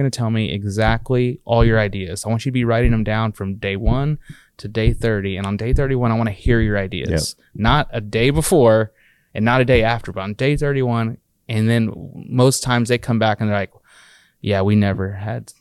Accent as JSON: {"language": "English", "region": "Texas", "country": "United States", "said": "we're from Texas originally, our founders, and a lot of us are."}